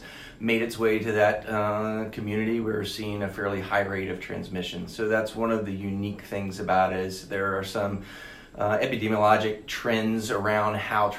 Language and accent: English; Alabama, United States; moved away as an adult; also born or lived in Nashville / Washington, D.C.; now in Charlotte, United States; grew up in Alabama